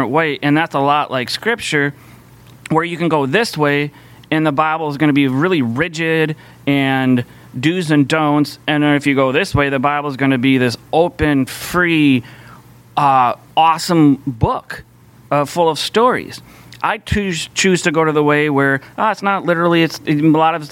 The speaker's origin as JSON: {"language": "English", "town": "Minneapolis", "region": "Minnesota", "country": "United States", "tie": "born or raised there", "said": "I grew up here in the Twin Cities"}